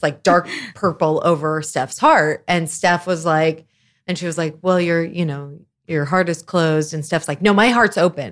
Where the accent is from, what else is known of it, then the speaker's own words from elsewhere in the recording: Lawrence, Kansas, United States; now in Chicago, United States; I am originally from Lawrence, Kansas. Been in Chicago for a long, long time